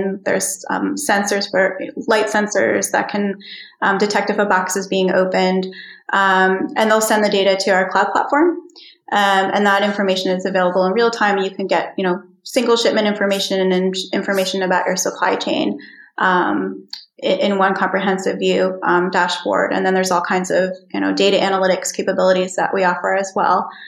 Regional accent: New York, United States; moved away as an adult; also born or lived in Philadelphia, Pennsylvania; now in Iceland; I'm from the East Coast. I was born in Philadelphia and I grew up in New York.

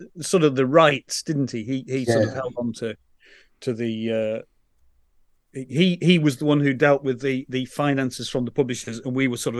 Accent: Yorkshire and the Humber, United Kingdom; moved away; I'm from West Yorkshire.

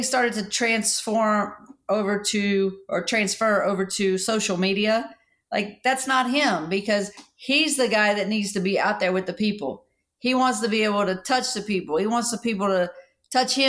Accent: West Virginia, United States; my little town, but probably like in like half the state, West Virginia

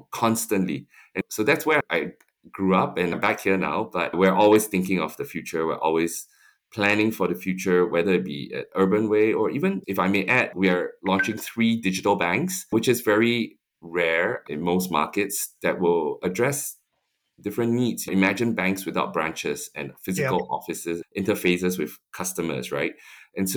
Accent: Singapore; moved away; growing up in Singapore

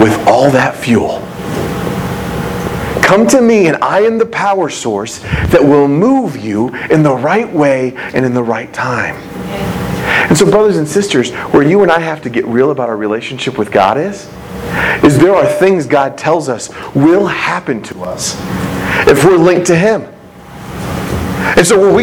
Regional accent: United States; as American people

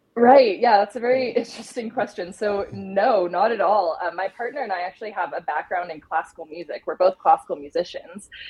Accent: Idaho, United States; moved away as an adult; also born or lived in Colorado; I grew up in Idaho, and um, I recently was living in Colorado for the past seven years

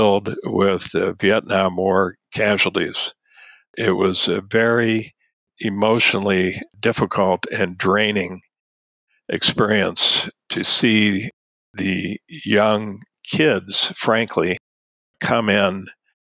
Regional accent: Ann Arbor, Michigan, United States; also born or lived in Tübingen / Washington, D.C.; my hometown

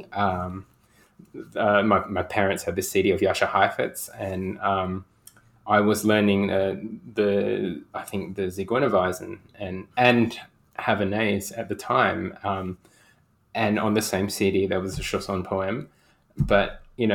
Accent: Perth, Western Australia, Australia; I hail from Perth, the planet of Perth, and I'm in Perth right now.

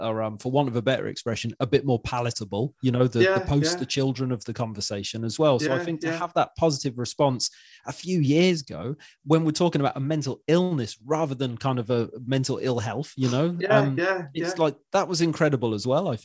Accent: Welsh, Wales, United Kingdom; now in Wirral, United Kingdom; I live on the Wirral and I'm Welsh

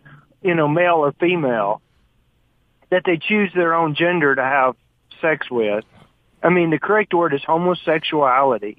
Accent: United States; I was born in America.

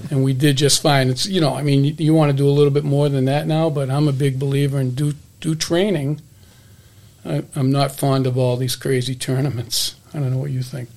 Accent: Hudson, Massachusetts, United States; growing up in Hudson, Mass, it was a it was a hockey town

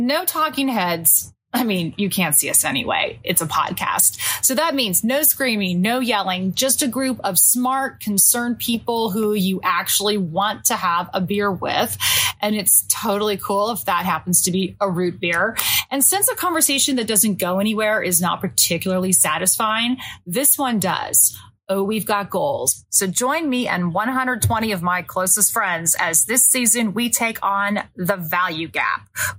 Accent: California, United States; I mean, I grew up in Orange County.

